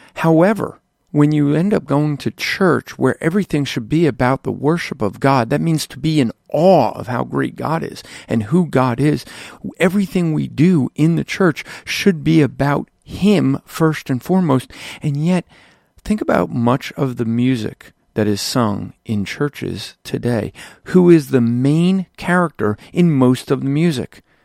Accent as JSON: {"language": "English", "country": "United States", "said": "us as American Christians"}